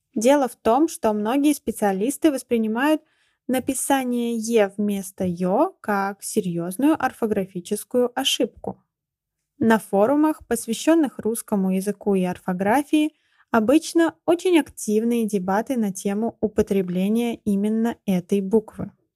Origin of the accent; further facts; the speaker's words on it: Ulyanovsk, Ulyanovsk Oblast, Russia; Я родилась в Ульяновске, который раньше назывался Симбирском